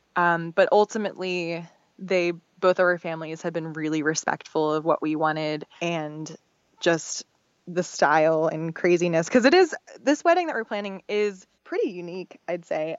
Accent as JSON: {"language": "English", "town": "Philadelphia", "region": "Pennsylvania", "country": "United States", "moved": "as an adult", "lives_now": "Austin, United States", "said": "I'm from Philadelphia, um, and I moved to Austin almost five years ago now."}